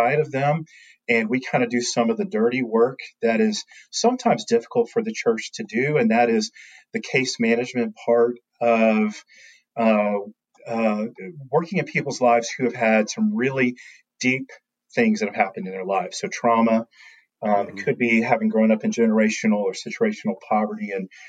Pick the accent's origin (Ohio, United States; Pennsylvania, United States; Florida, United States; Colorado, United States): Florida, United States; now in Nashville, United States; I grew up in Florida with hurricanes